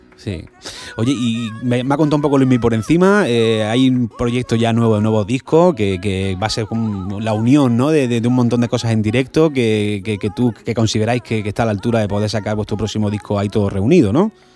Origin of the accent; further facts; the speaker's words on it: Granada, Andalusia, Spain; en Granada, en mi tierra